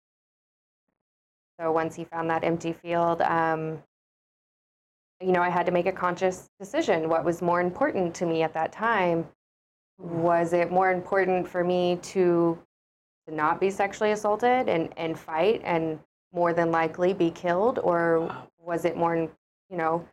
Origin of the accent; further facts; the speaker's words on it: Oklahoma, United States; moved away; Well, originally I'm from Oklahoma. That's where I was born and raised